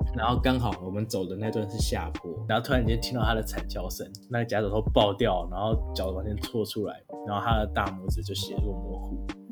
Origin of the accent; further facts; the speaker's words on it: Taiwan; moved away; 我身为一个台湾人，我不会讲韩文